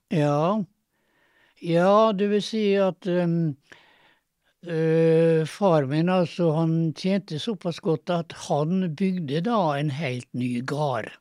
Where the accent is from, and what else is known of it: Kleive, Møre og Romsdal, Norway; born or raised there; also born or lived in Nesna